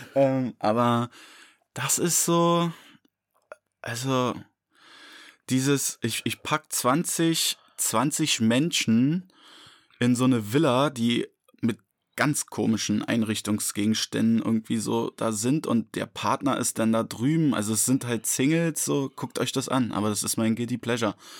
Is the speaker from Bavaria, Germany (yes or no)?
no; Berlin, Germany; für mich so als Berliner